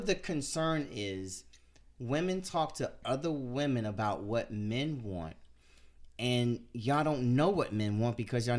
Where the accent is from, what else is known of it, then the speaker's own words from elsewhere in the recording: Washington, District of Columbia, United States; I'm from Northeast.